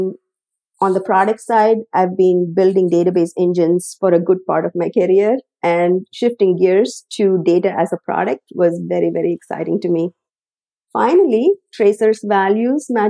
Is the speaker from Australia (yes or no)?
no; South India, India; moved away as an adult; now in United States; I was born and raised in South India